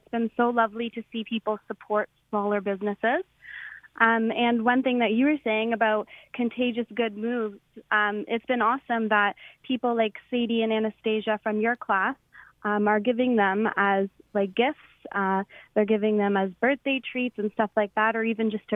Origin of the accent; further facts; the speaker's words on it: Hamilton, Ontario, Canada; we're from Hamilton.